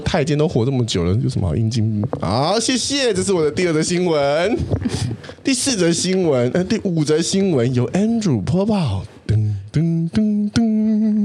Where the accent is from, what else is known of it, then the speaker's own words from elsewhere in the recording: Taiwan; 我以前小时候在台湾生，那个当国小生的时候